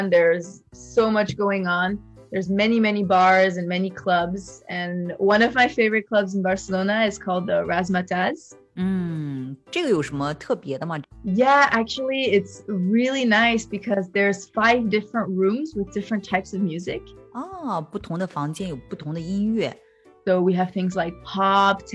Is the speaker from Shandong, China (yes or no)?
yes; Qingdao, Shandong, China; accent: Qingdao; So I started laughing and I told her that I grew up in China